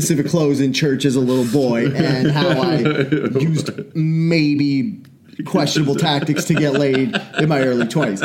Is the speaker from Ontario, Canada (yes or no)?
no; Enderby, British Columbia, Canada; When I grew up in Enderby, I went to a Mennonite Bible camp when I was a kid.